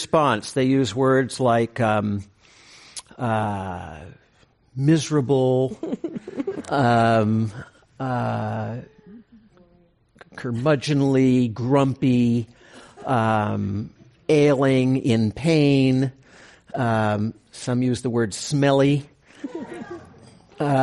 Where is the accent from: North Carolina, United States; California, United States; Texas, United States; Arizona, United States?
California, United States; Moraga; I grew up across in the East Bay in Moraga, when it was not a suburb